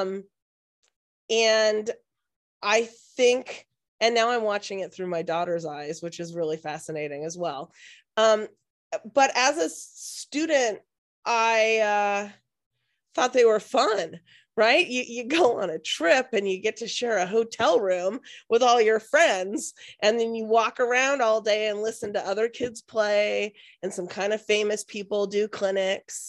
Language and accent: English; Seattle, Washington, United States; I am born and raised in Seattle